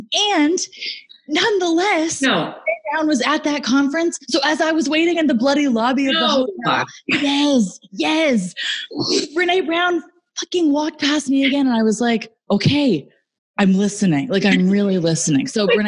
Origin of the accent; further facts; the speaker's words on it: Stratford, Ontario, Canada; now in Cobourg, Canada; Justin Bieber and I are both from Stratford.